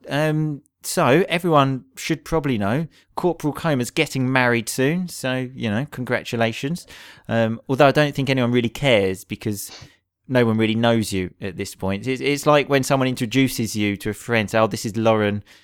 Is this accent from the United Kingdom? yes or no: yes; England, United Kingdom; in England, we either go abroad or we go away for the weekend